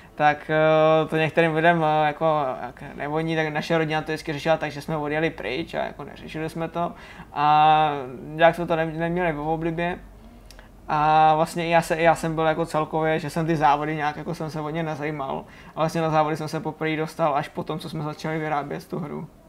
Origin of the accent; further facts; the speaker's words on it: Hořice, Hradec Králové Region, Czechia; našeho závodu, který se, který se jezdí u nás v Hořicích